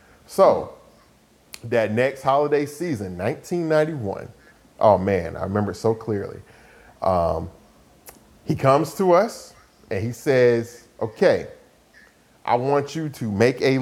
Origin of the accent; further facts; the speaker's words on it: Atlanta, Georgia, United States; also born or lived in Decatur, Georgia; we moved from East Atlanta to actually out to Decatur, out in the suburbs